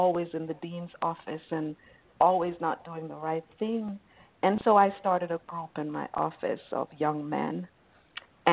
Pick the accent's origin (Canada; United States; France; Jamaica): Jamaica; I'm from Jamaica